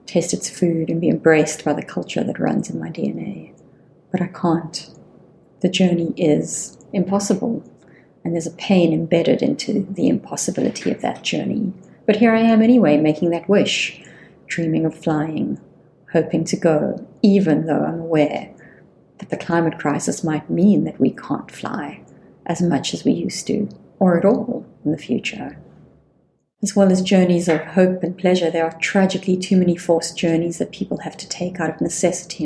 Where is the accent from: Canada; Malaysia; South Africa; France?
South Africa; as a South African sitting in South Africa